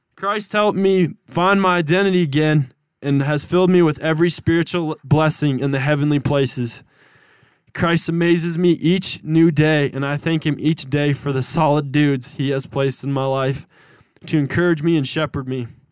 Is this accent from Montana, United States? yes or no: yes; Manhattan, Montana, United States; I'm from Manhattan, Montana.